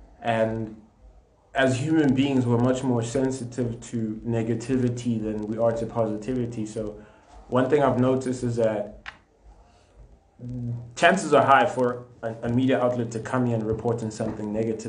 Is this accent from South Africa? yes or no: yes; Katlehong, Gauteng, South Africa; I'm from Katlehong